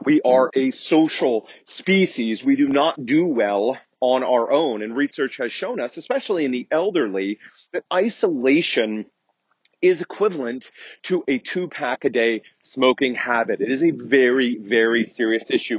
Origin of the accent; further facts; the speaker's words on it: United States; I'm very American centric, having grown up and lived here all of my life